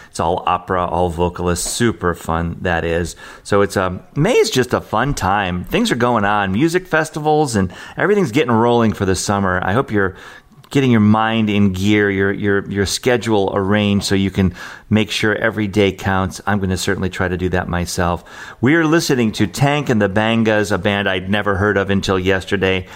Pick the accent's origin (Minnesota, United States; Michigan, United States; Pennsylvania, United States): Michigan, United States; Detroit; I grew up in Detroit area, we listen to WJLB